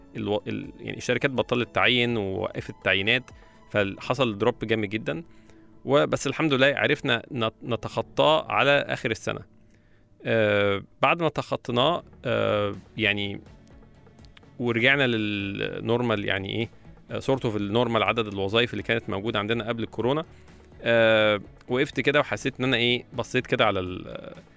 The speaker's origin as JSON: {"language": "Arabic", "country": "Egypt", "said": "وعندنا في مصر"}